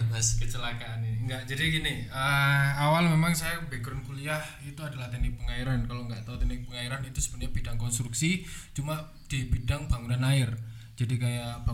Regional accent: Batu, East Java, Indonesia; Saya asli Batu.

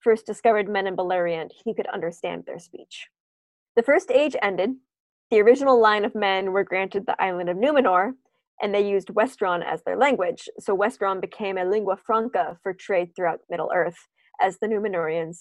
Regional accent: United States; also born or lived in Canada; I'm an American. Yeah, I lived in Canada for 3 years, but come on. Of course I'm an American.

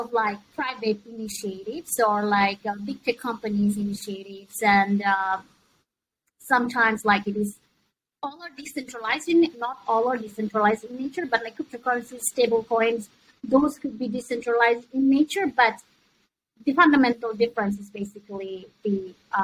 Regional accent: Bangladesh; now in Hong Kong; I'm originally from Bangladesh

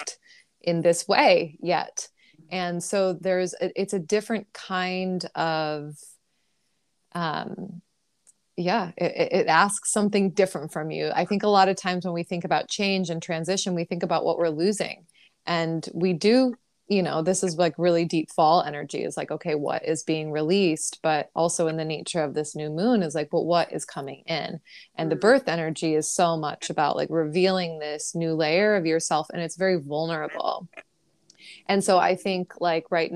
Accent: New York City, New York, United States; as a New Yorker

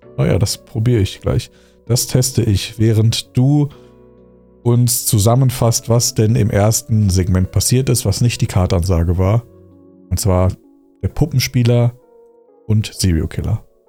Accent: Dormagen, North Rhine-Westphalia, Germany; now in Wuppertal, Germany; Aber ich komme ja ursprünglich aus dem Rheinland. Okay, aus einer Nachbarstadt von Köln

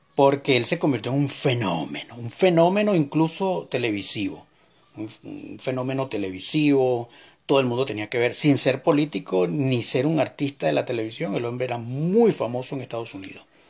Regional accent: Venezuela; moved away as an adult; yo como venezolano que sufro una dictadura socialista, que salí de mi país hace cuatro años

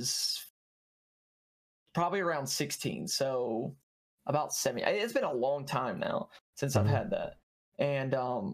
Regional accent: Auburn, Alabama, United States; I'm from Alabama, more specifically like the Auburn area.

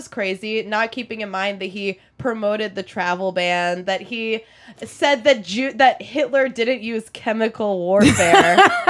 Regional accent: Oklahoma, United States; now in New York, United States; people my whole life asked me if I was from New York because my dad's from Philly. And I had this like East Coast energy yeah. for this Jew raised in Oklahoma.

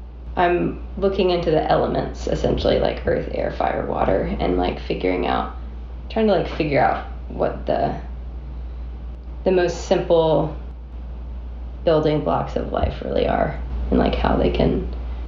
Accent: Plant City, Florida, United States; now in Nashville, United States; I am from Florida, originally.

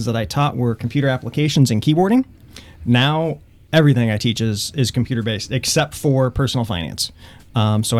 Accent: Springfield, Illinois, United States; moved away as an adult; also born or lived in Cape Girardeau, Missouri; now in Wentzville, United States; I am from Central Illinois. Grew up just outside of Springfield

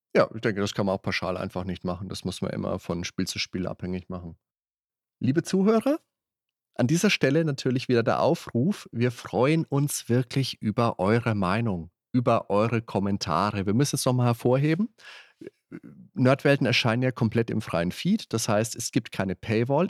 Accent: Würzburg, Bavaria, Germany; bei uns in Würzburg

